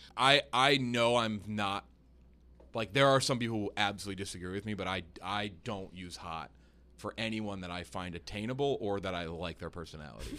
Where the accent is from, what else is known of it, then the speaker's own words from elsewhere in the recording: the South, United States; I am a Southerner